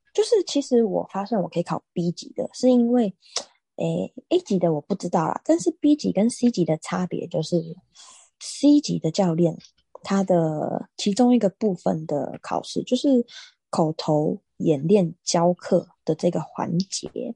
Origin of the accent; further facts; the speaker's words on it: Taiwan; 我们台湾人